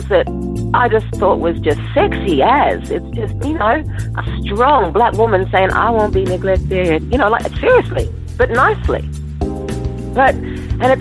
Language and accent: English; Sydney, New South Wales, Australia; I grew up in Sydney